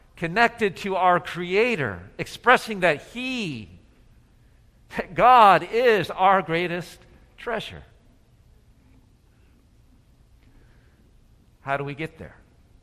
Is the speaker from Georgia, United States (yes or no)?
yes; Atlanta, Georgia, United States; back to my hometown in Atlanta